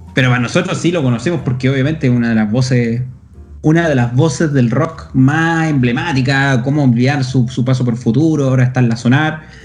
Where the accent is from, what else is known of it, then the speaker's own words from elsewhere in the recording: Chile; los chilenos